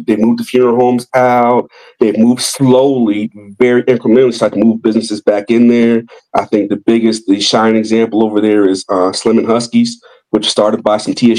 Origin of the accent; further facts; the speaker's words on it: outside Chicago, Illinois, United States; moved away as an adult; now in Nashville, United States; As my sister would tell me, because all of my sisters were raised here except for me, is that you're a child of Nashville, even though you grew up outside Chicago.